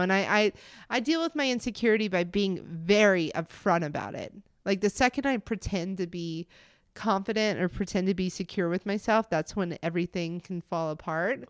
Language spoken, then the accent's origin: English; Montgomery, Alabama, United States; moved away as an adult; also born or lived in Florida / Birmingham, Alabama / Denver / White Plains, New York; now in Greenville, United States; I was born in Montgomery, Alabama